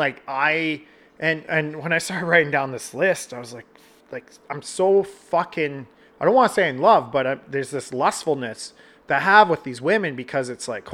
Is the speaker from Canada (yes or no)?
yes; Canada; I'm Canadian